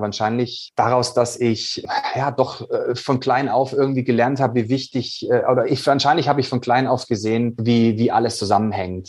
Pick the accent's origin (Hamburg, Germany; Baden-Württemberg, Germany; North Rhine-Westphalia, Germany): Baden-Württemberg, Germany; Swabia; ich bin ja ein gebürtiger Schwabe